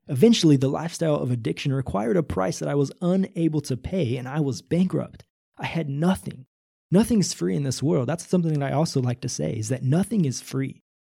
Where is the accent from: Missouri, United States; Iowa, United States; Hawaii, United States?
Missouri, United States; Northwest; Probably from zero to nineteen or twenty years old, I grew up in Northwest Missouri